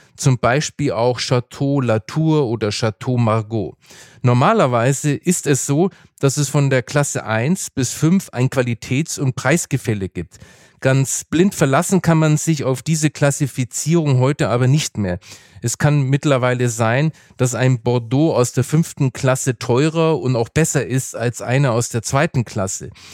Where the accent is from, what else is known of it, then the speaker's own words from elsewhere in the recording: Franconia, Bavaria, Germany; Ich bin zwar im Bierfranken aufgewachsen